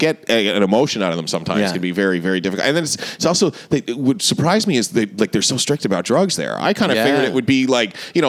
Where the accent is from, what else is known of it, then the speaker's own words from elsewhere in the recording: Toronto, Ontario, Canada; moved away as an adult; also born or lived in St. John's, Newfoundland; I grew up in Toronto.